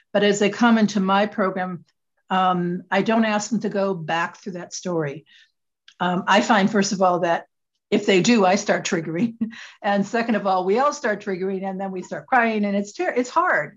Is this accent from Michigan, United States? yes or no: yes; Michigan, United States; moved away as an adult; also born or lived in Connecticut; I'm originally from Michigan, uh, it's where I was born and raised